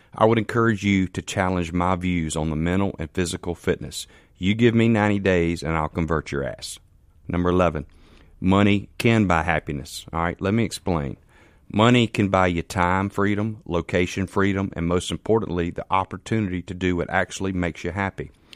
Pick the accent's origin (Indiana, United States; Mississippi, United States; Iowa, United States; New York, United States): Mississippi, United States; Canton; I'm from Canton, Mississippi.